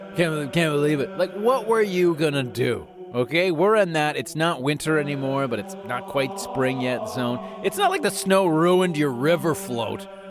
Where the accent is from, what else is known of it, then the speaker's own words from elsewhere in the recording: Calgary, Alberta, Canada; I grew up in Rundle, in Calgary, in Northeast Calgary